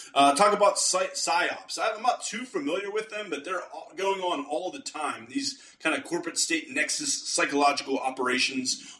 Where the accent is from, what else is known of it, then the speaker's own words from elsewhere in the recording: Pittsburgh, Pennsylvania, United States; I'm from the Pittsburgh area, Western Pennsylvania.